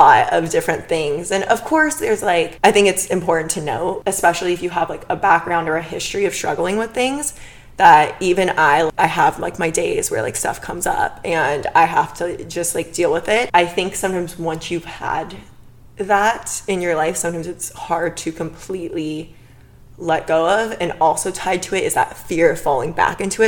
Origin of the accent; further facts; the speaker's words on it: Bakersfield, California, United States; now in Los Angeles, United States; I'm from Bakersfield. Whispers it. It's like 2 hours north